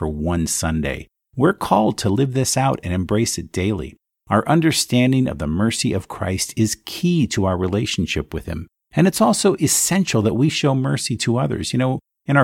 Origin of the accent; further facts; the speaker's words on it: Allentown, Pennsylvania, United States; Allentown, Pennsylvania. That's right, my hometown.